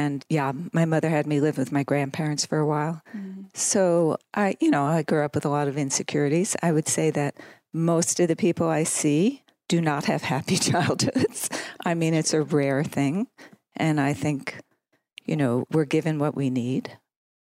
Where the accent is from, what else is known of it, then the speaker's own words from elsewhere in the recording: northern New Jersey, United States; moved away as an adult; also born or lived in New York City; I grew up in New Jersey, northern New Jersey. We moved down the shore, as we say on the East Coast.